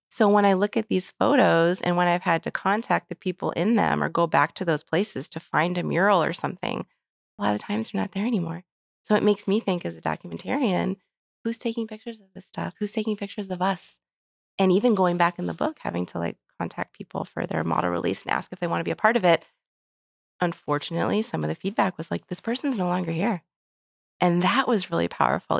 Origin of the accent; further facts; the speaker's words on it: Phoenix, Arizona, United States; moved away as an adult; also born or lived in Detroit, Michigan / New York; now in St. Louis, United States; the bubble that I grew up in in Phoenix, Arizona